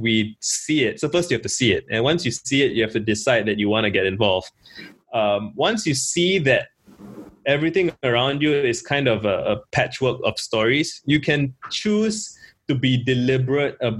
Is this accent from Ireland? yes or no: no; Singapore; I grew up in Singapore